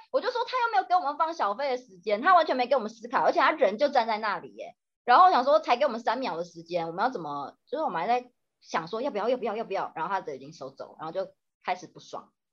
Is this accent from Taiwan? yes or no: yes; Taiwan; moved away; 因为我台湾就是我们是地震长大的嘛